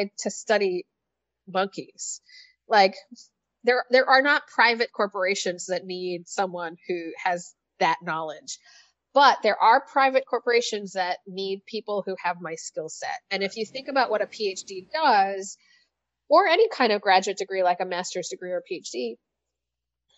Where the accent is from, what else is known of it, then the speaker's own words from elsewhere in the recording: Canada; moved away; I'm Canadian